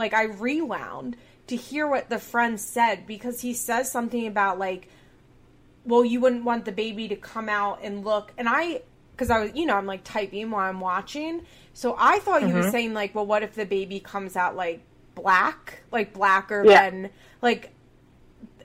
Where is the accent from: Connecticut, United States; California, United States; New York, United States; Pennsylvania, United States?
Pennsylvania, United States; Chester County; We're both from Chester County, Pennsylvania